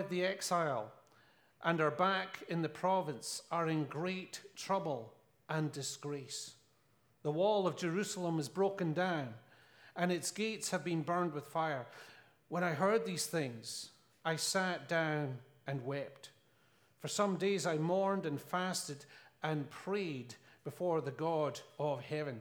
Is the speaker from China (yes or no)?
no; Scotland, United Kingdom; I'm from Scotland